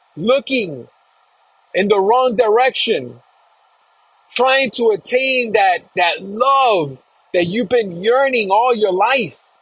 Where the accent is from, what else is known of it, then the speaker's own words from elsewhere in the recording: New York City, New York, United States; being born and raised in New York, in Queens, New York, Flushing, where my peeps